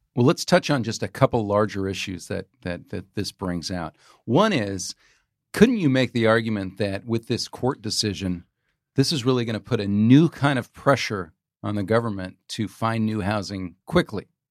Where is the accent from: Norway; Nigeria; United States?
United States; Sebastopol, California; I'm from Sebastopol.